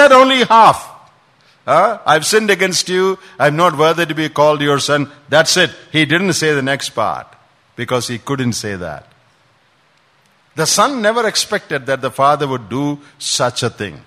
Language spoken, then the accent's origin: English; Kottayam, Kerala, India; moved away; When we were small, back home in, I'm from Kottayam, my grandfather had a school